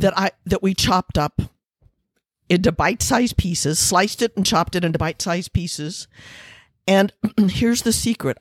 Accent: Missouri, United States; moved away; also born or lived in Taos, New Mexico; I'm from Missouri

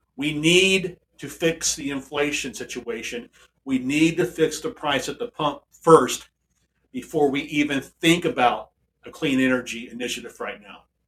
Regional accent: DeSoto, United States; Here in my hometown, here in DeSoto, and we're, we are a town of a few thousand people.

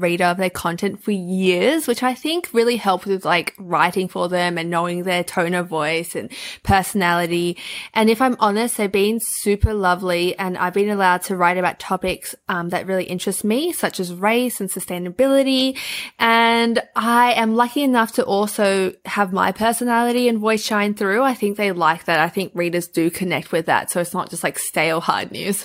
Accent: Melbourne, Victoria, Australia; I've been born and raised in Melbourne and I love it here

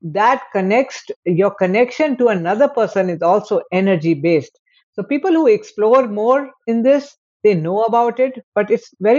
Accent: India; I am from India.

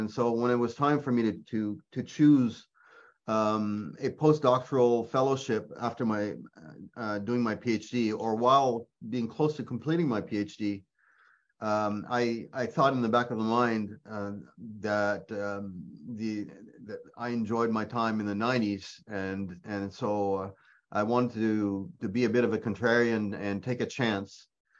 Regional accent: Quebec, Canada; accent: Quebec French; first language French; English is a second language; also born or lived in Ontario / Nova Scotia; French is my mother tongue, but not only did I live in Quebec, but I also grew up, we moved around as a family, and I also lived in Ontario, Nova Scotia

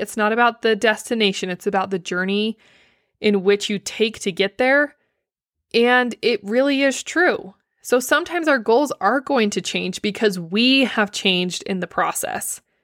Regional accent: Blanding, Utah, United States; moved away; my hometown, Blanding

